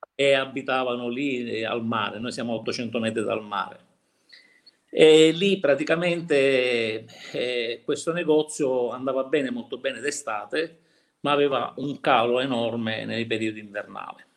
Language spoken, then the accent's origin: Italian; Cinisi, Sicily, Italy; Cinisi, il mio paese dove abitiamo, che è in provincia di Palermo